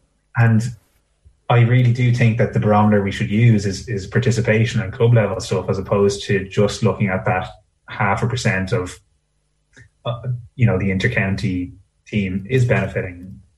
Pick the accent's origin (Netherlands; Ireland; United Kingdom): Ireland; Dublin, Leinster; In places like where I grew up in Clontarf, where traditionally you would have had rugby, you know, sailing, cricket, all these would have been bigger than Gaelic football.